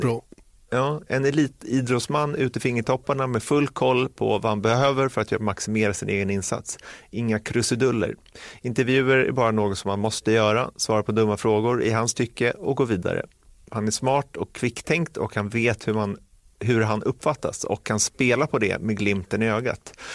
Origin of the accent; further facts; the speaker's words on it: Sweden; som svensk